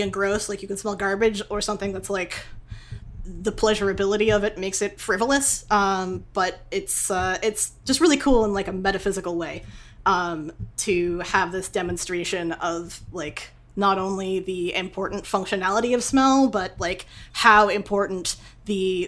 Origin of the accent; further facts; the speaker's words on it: Boston, Massachusetts, United States; moved away as an adult; also born or lived in New York / California; I'm a Northeasterner. I grew up in Boston and then, like, moved to New York